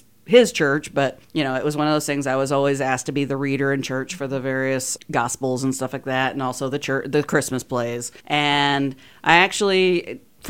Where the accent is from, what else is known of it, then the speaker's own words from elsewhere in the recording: Sullivan, Missouri, United States; moved away as an adult; now in Kansas City, United States; Well, growing up in Sullivan, my grandmother was always taking me to the Muni in St. Louis